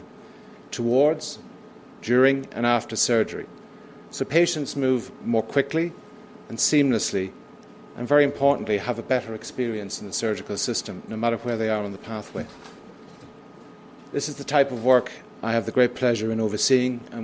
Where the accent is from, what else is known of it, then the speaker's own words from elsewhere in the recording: United Kingdom; moved away as an adult; also born or lived in Manitoba / British Columbia / Ontario; now in Canada; as my accent is a giveaway, in the United Kingdom.